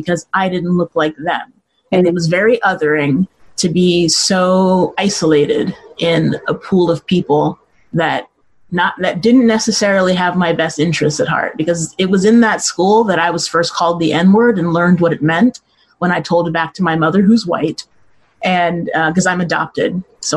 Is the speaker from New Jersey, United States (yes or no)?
no; Mesa, Arizona, United States; also born or lived in Los Angeles, California; I mostly grew up here. I was born in Los Angeles, and I lived there till I was about 5 or 6 years old. And then my family moved to Mesa